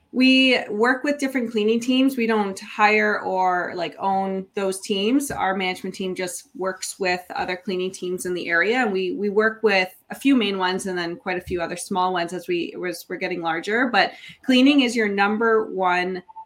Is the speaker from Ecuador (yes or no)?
no; Niagara, Ontario, Canada; I'm born and raised in Niagara